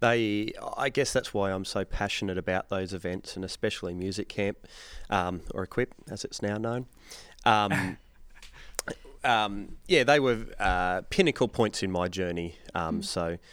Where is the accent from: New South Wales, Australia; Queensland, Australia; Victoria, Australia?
New South Wales, Australia; Wollongong; I am from Wollongong in New South Wales, and I attend Wollongong Corps